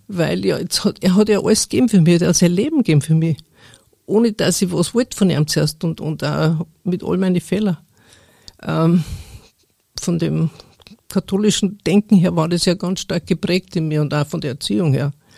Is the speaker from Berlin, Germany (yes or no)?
no; Upper Bavaria, Germany; ich bin also aufgewachsen in Oberbayern, auf dem Bauernhof, also einem wirklich kleinen Ort